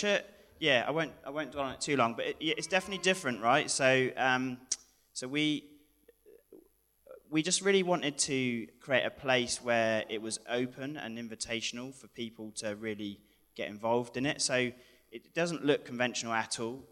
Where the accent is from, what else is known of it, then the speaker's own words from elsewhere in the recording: United Kingdom; moved away as an adult; now in New Zealand; we're from Pioneer, back home in the UK